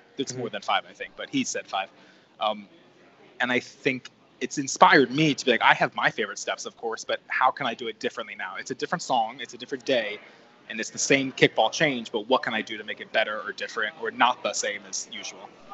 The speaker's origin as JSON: {"language": "English", "region": "New Jersey", "country": "United States", "tie": "born or raised there", "also_born_or_lived": "North Carolina", "moved": "as an adult", "lives_now": "New York City, United States", "said": "growing up in New Jersey, I was only about an hour and 15 minute bus ride from my house to Port Authority"}